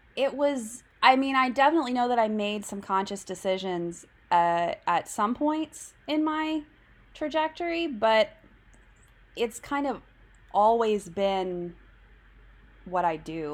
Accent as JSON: {"language": "English", "town": "Tulsa", "region": "Oklahoma", "country": "United States", "tie": "born or raised there", "said": "my hometown of Tulsa"}